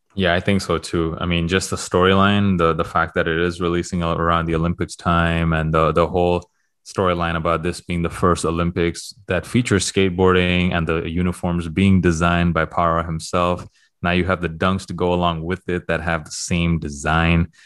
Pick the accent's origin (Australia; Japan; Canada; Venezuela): Canada; Toronto, Ontario; moved away; I am from Toronto